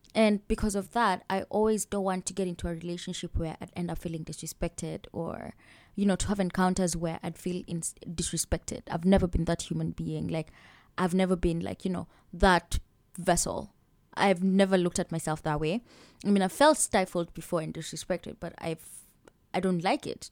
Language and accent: English; Kenya; moved away; i'm from kenya